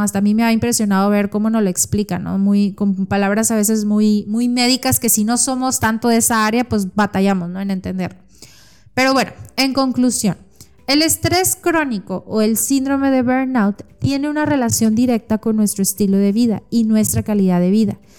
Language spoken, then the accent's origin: Spanish; Mexico; soy nutróloga mexicana